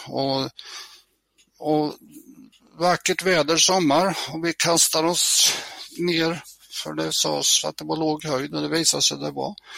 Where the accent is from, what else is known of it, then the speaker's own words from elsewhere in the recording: near Mjölby, Östergötland, Sweden; jag är uppväxt i Klorofyllen eh, i södra Östergötland, eh, ett par mil utanför den stora hamn och sjöfartsstaden Mjölby.